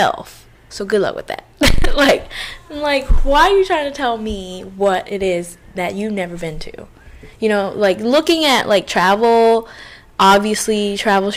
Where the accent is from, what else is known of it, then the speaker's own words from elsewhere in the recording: United States; I'm American